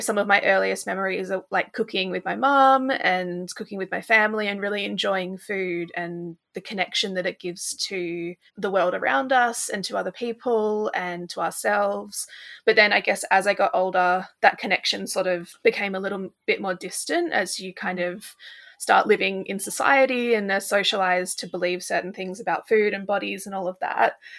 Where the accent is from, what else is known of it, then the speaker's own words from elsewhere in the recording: Australia; now in United Kingdom; I live in the U K, but I'm originally from Australia